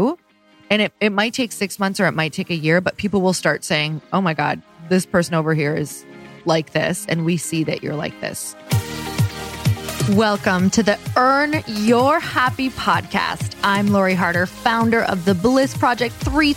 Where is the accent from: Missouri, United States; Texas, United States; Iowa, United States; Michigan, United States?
Michigan, United States; Upper; now in Los Angeles, United States; I'm from Upper Michigan.